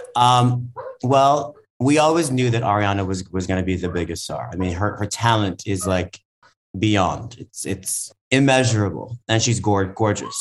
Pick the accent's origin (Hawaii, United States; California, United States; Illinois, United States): Hawaii, United States; moved away; also born or lived in New York; I grew up in Hawaii on food stamps